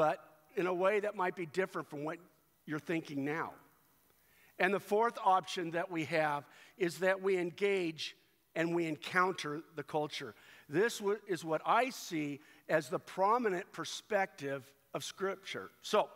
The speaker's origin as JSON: {"language": "English", "country": "United States", "tie": "born or raised there", "said": "I was born physically in the United States of America, and at that moment, I was an American citizen"}